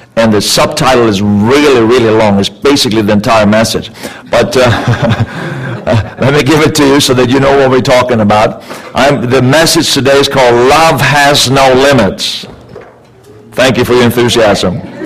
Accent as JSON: {"language": "English", "country": "Sweden", "tie": "born or raised there", "also_born_or_lived": "Canada", "moved": "yes", "lives_now": "California, United States", "said": "I was born and raised in Sweden"}